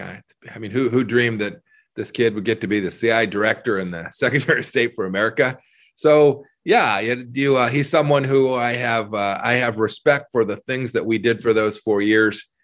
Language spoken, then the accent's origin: English; Southern California, United States; now in Kansas, United States; I grew up in Southern California